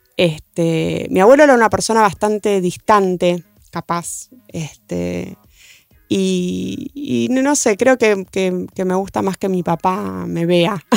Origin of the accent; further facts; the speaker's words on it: Argentina; somos argentinos